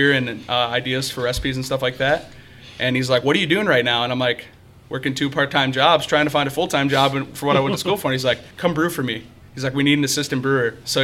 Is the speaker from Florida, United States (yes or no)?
no; Illinois, United States; also born or lived in Georgia; I was born in Georgia, actually, and I've been living in Illinois since 2001, so most of my life has been in Illinois.